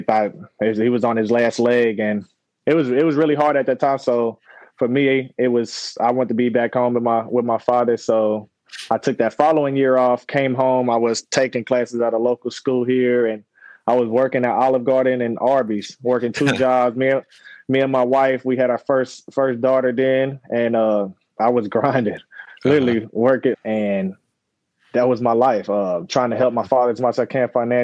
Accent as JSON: {"language": "English", "region": "Northern Kentucky", "country": "United States", "tie": "born or raised there", "said": "I grew up in Northern Kentucky."}